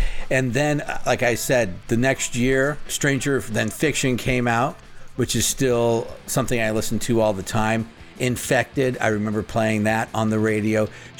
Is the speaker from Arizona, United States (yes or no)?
yes; Phoenix, Arizona, United States; Again, I grew up in Phoenix, so we didn't really have alternative radio.